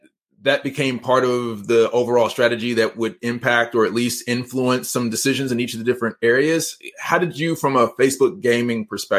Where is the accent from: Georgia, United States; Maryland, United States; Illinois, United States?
Georgia, United States; I was born right outside of Atlanta in DeKalb County. I'm from Georgia. I lived in Georgia for like 20 years and been down here for 10 years.